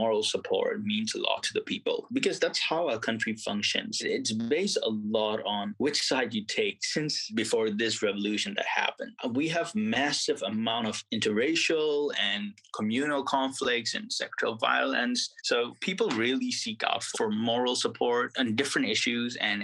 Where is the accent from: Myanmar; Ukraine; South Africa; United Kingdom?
Myanmar; Yangon, Yangon Region; moved away as an adult; also born or lived in Sittwe, Rakhine State; now in United States; I was born in Rangoon. Both of my parents are from the Rakhine State. My mother grew up mostly in Rangoon as well